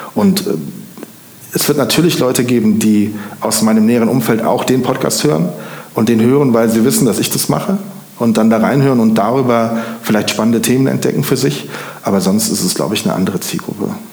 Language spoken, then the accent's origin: German; Siegburg, North Rhine-Westphalia, Germany; moved away as an adult; also born or lived in Denmark / Koblenz; now in Montabaur, Germany; Ich komme gebürtig aus Siegburg im Rheinland